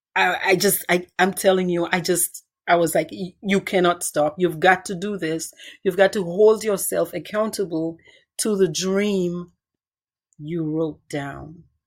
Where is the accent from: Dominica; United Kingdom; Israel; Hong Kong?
Dominica; Cottage; moved away as an adult; now in United States; I grew up in Dominica